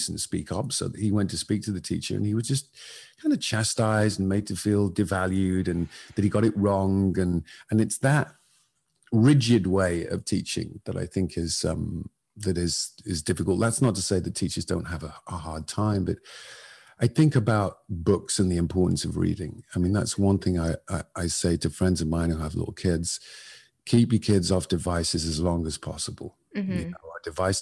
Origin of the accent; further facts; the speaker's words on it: Northern England, United Kingdom; I grew up in Northern England in the 70s and 80s